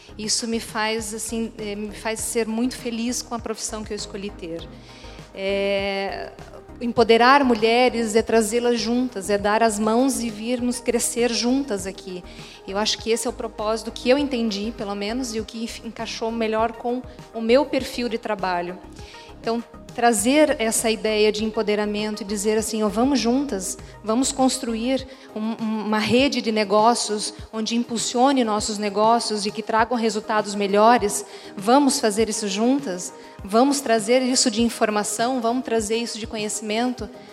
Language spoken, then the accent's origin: Portuguese; Joinville, Santa Catarina, Brazil; now in Balneário Camboriú, Brazil; não sou daqui, sou de Joinville, mas moro aqui há algum tempo